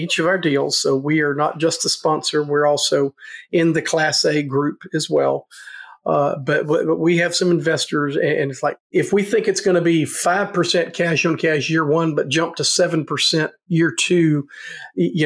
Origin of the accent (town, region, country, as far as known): Nashville, Tennessee, United States; born or raised there; now in Fayetteville, United States